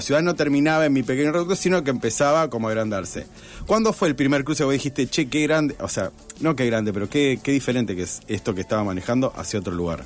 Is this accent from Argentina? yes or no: yes; Rosario, Santa Fe, Argentina; somos muy pocos los rosarinos que vivimos en Rosario